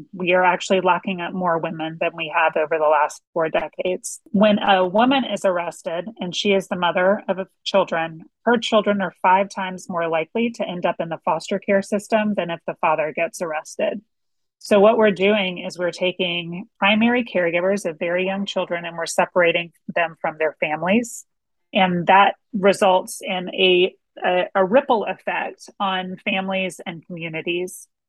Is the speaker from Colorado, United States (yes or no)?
no; Atlanta, Georgia, United States; moved away as an adult; also born or lived in Washington, D.C.; I'm from Atlanta, grew up here. But I was really operating, was working out of Washington, D.C.